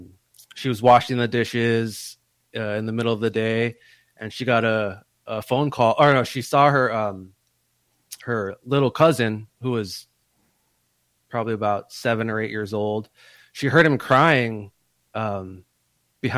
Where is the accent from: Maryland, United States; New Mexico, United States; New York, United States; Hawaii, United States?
Hawaii, United States; moved away as an adult; growing up in Hawaii